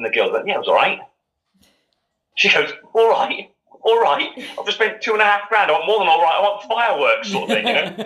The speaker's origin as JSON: {"language": "English", "town": "Gloucester", "region": "South West England", "country": "United Kingdom", "tie": "born or raised there", "said": "I was brought up in Gloucester"}